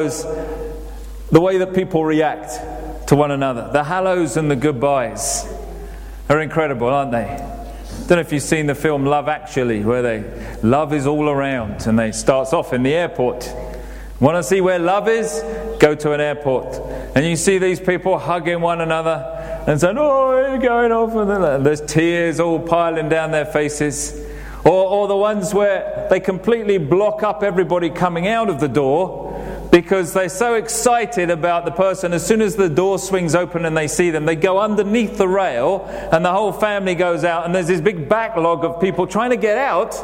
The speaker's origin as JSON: {"language": "English", "region": "England", "country": "United Kingdom", "said": "we're very English"}